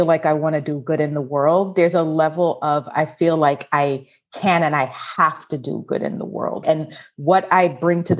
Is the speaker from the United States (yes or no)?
no; Jamaica; I grew up in Jamaica.